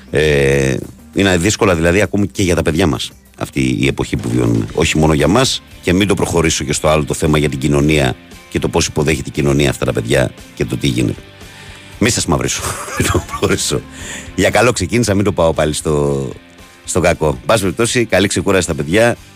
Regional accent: Greece; born there; αλλά είμαστε τυχεροί που γεννηθήκαμε στην Ελλάδα.

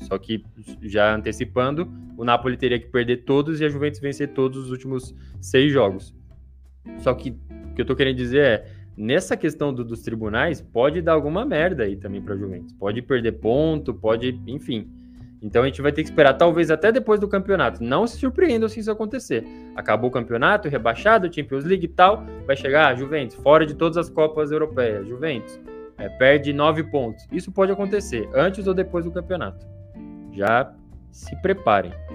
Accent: São Paulo, Brazil; eu que não sou do Rio de Janeiro, sou de São Paulo

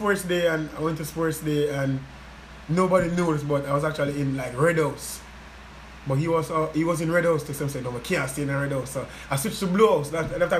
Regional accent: Portmore, Saint Catherine, Jamaica; also born or lived in Trelawny, Jamaica / Negril; I was born in Trelawney, but I grew up in Waterford

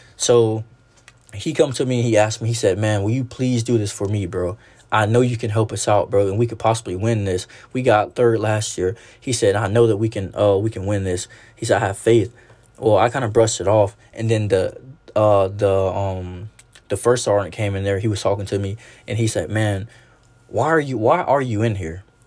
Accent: Alabama, United States; I'm actually from Alabama

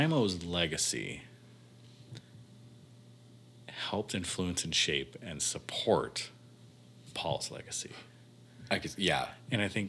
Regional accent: Wisconsin, United States; we're from Wisconsin

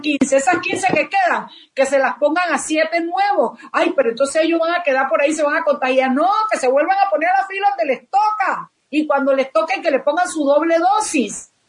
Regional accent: Panama; los panameños

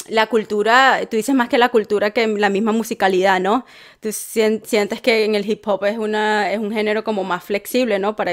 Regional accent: Coslada, Community of Madrid, Spain; born or raised there; also born or lived in Salamanca

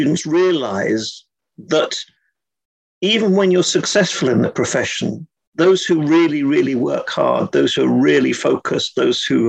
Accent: England, United Kingdom; being English, I use slightly different language

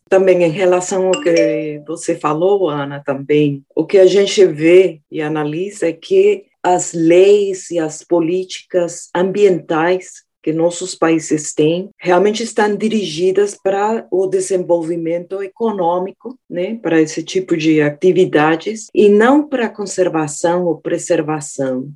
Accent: Colombia; moved away; eu nasci na Colômbia, perto do Rio Magdalena

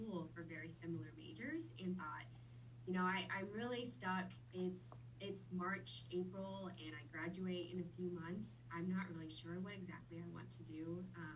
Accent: Wichita, Kansas, United States; also born or lived in Vietnam; I have lived in Wichita most of my life, but I am a Vietnam native. I grew up there, or I was born there. I moved to the U.S. when I was 6 years old. And have pretty much been in Wichita

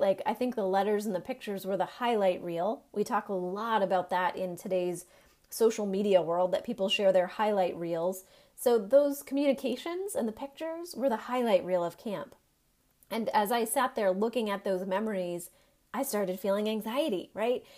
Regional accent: Maine, United States; moved away as an adult; now in North Carolina, United States; I am from Maine

